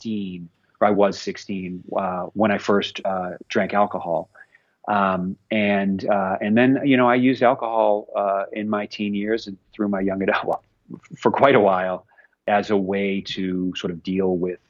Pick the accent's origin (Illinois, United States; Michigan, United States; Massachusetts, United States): Massachusetts, United States; a suburb of Boston; I grew up in Massachusetts in a suburb of Boston in the 1970s and 80s